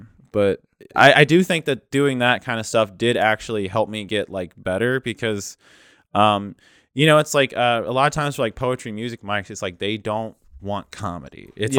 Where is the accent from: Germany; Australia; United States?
United States; Lewistown, Missouri; I grew up in a place called Lewistown, Missouri.